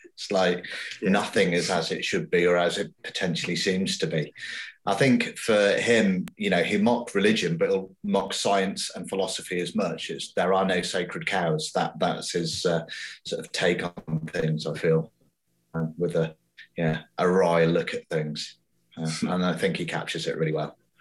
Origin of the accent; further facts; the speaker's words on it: United Kingdom; I'm a Brit